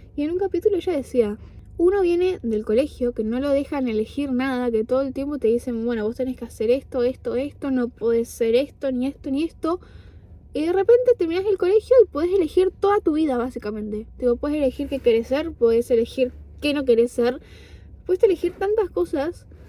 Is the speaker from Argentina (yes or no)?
yes; Argentina; moved away as an adult; now in Buenos Aires, Argentina; yo ya hacía teatro acá en mi pueblo, después cuando me mudé a Buenos Aires